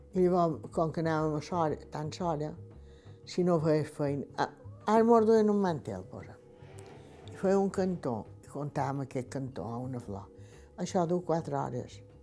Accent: Esporles, Balearic Islands, Spain; Vaig néixer a Espoldes, en el carrer Major

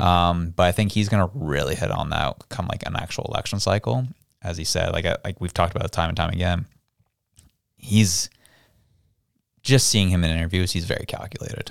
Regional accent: Canada; I was proud to be Canadian

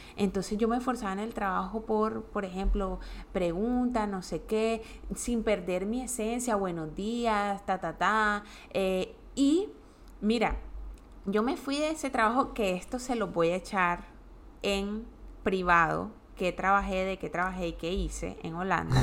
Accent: Colombia; moved away as an adult; yo me fui de Colombia cuando tenía 29 años

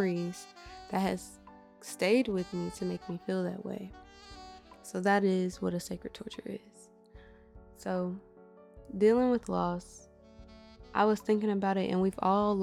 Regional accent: Midwest, United States; I'm from the Midwest

